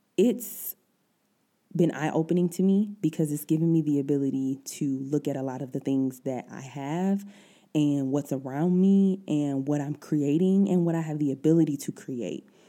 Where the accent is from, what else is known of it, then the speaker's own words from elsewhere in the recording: Detroit, Michigan, United States; moved away as an adult; now in Germany; I'm originally from Detroit, all my family's back there